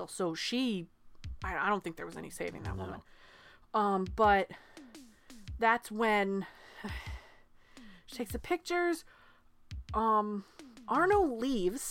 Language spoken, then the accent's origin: English; New England, United States; We're from New England